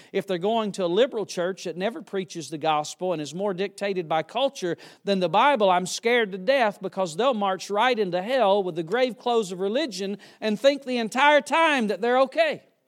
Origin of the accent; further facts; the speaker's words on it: Yadkinville, North Carolina, United States; I was born and raised near Yadkinville, North Carolina